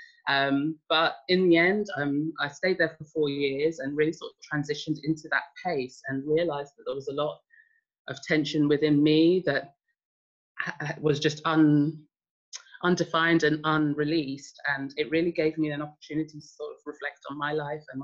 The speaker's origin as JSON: {"language": "English", "region": "London", "country": "United Kingdom", "tie": "born or raised there", "also_born_or_lived": "Sweden", "moved": "yes", "said": "I grew up in Hackney in London"}